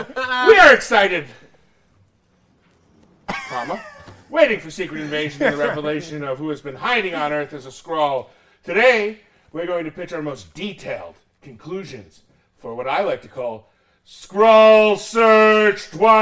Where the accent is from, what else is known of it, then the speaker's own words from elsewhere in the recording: Rochester, New York, United States; Now, and of course, I'm that boss from Rochester.